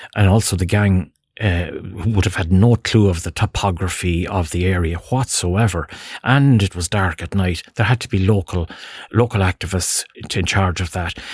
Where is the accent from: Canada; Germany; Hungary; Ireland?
Ireland; Ballinamore, Connacht; moved away as an adult; also born or lived in Dublin; I'm from Ballinamore, County Leitrim